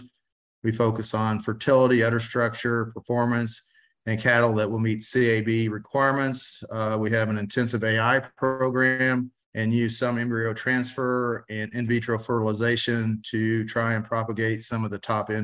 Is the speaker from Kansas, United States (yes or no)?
no; Barnett, Missouri, United States; I'm a third generation Angus breeder from a small town of Barnett, Missouri.